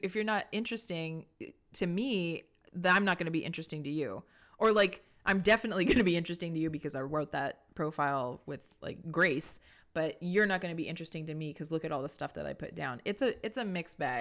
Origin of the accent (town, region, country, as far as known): Santa Fe, New Mexico, United States; born or raised there; moved away